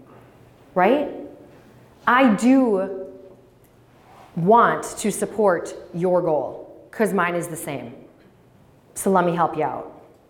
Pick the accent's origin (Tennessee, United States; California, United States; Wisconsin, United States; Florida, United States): Wisconsin, United States; Menomonee Falls; now in Green Bay, United States; I grew up in Menominee Falls, so attended Bethlehem, K through 8, Catamaran Lutheran